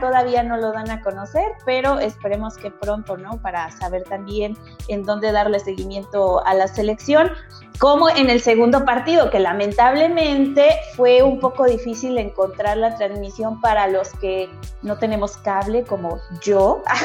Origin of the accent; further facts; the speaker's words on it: Mexico; como buenos mexicanos